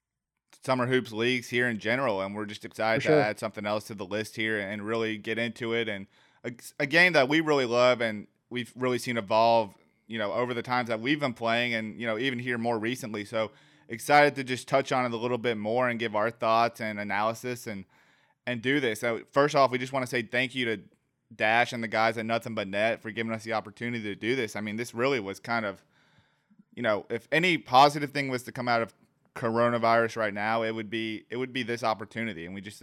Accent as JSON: {"language": "English", "region": "Georgia", "country": "United States", "tie": "born there", "said": "I was born in Georgia, but wasn't raised here, and then now I'm back here."}